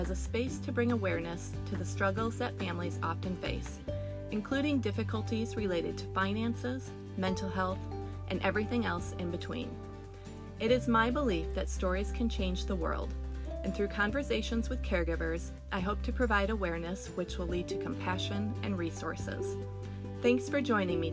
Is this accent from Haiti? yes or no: no; Michigan, United States; moved away as an adult; also born or lived in Tennessee; we moved from Tennessee back to my hometown in Michigan back in April.